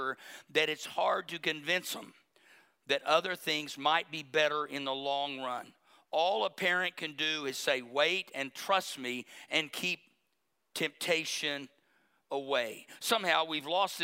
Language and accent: English; Berry Hill, United States; I grew up in Berry Hill